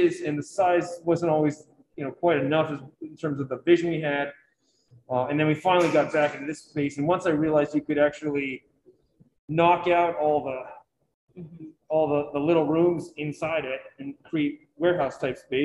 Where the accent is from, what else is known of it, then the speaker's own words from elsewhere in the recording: Harpswell, Maine, United States; I grew up in Hapswell, where we had our own lighthouse